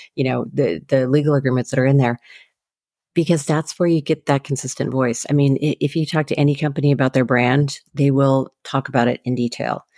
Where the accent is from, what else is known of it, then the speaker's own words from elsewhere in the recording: Seattle, Washington, United States; I grew up in the Seattle area